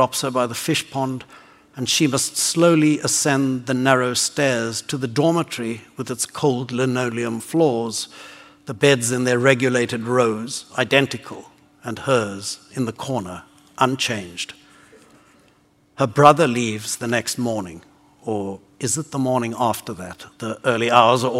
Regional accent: South Africa; being born into this racist system

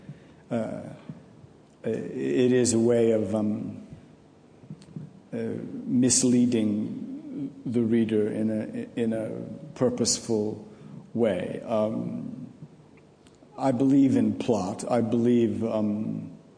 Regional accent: New England, United States; I look upon myself as a New Englander

